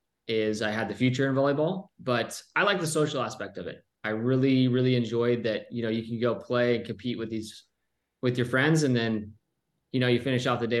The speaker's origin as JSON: {"language": "English", "region": "Southern California", "country": "United States", "also_born_or_lived": "Pennsylvania", "said": "I was from Southern California."}